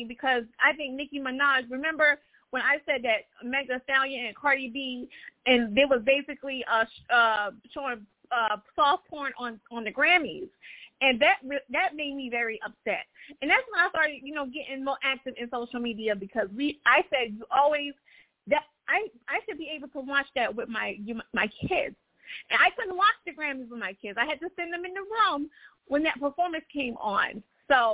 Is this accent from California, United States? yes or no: no; Florida, United States; I'm from Florida